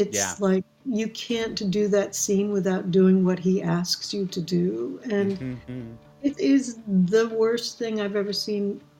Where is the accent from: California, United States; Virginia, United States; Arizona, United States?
California, United States; Palo Alto; also born or lived in Chevy Chase, Maryland; I'm an academic brat. I grew up on college campuses all over America, but mostly I grew up in Stanford. My father was teaching at Stanford in Palo Alto, California, and then we moved to D.C., we were in Chevy Chase, Maryland.